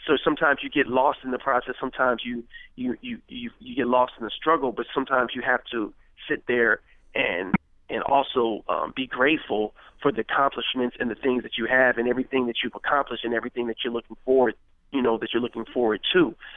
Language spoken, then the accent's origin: English; Richmond, California, United States; Growing up in Crescent Park